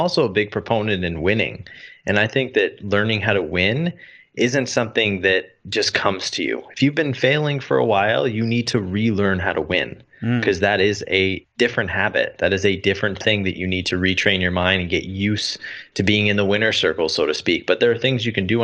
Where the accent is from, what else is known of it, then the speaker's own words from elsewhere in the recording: Canada; moved away as an adult; growing up in Canada